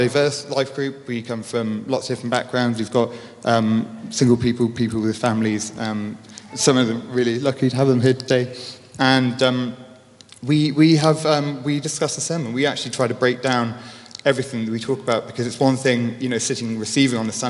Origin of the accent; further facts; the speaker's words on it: Leicestershire, East Midlands, United Kingdom; Born and raised in Leicestershire